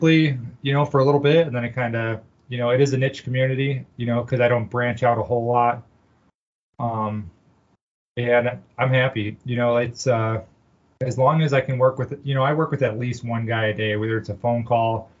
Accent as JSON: {"language": "English", "region": "Illinois", "country": "United States", "tie": "born or raised there", "said": "I was born and raised in Illinois"}